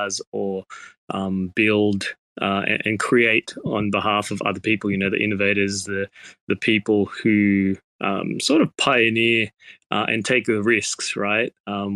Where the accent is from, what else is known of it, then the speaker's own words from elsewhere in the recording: Australia; moved away as an adult; also born or lived in Thailand; now in Tokyo, Japan; originally I was from Australia, so coming from Australia to Thailand